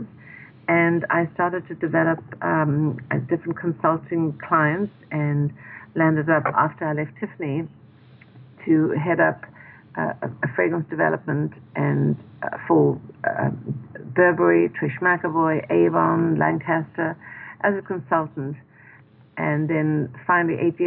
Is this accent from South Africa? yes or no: yes; South Africa; moved away as an adult; now in New York City, United States; growing up in South Africa